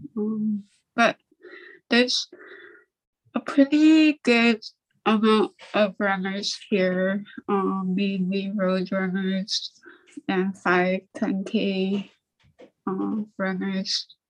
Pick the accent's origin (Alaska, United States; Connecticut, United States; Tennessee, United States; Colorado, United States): Alaska, United States; Nome; also born or lived in St. Lawrence Island, Alaska; I grew up on St. Lawrence Island and we moved to Nome when I was eight